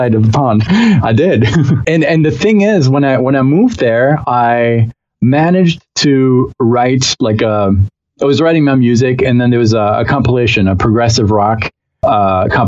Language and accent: English; Aix-en-Provence, Provence-Alpes-Côte d'Azur, France; born or raised there; moved away as an adult; now in United States